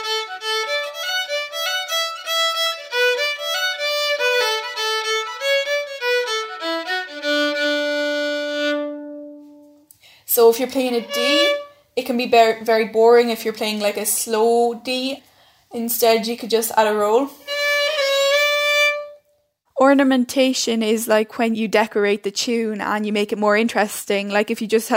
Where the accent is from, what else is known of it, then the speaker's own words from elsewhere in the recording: Carlow, Leinster, Ireland; I'm 13 years old. I'm from Carlow